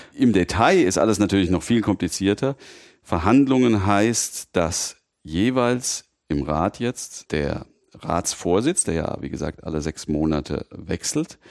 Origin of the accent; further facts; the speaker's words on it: Mainz, Rhineland-Palatinate, Germany; also born or lived in Frankfurt; ich in Mainz aufgewachsen bin und mich natürlich auch als Mainzer fühle